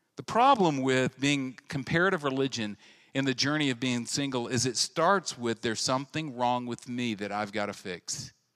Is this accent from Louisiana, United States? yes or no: yes; central Louisiana, United States; I went to a very large high school in central Louisiana, and I came from Brame Junior High.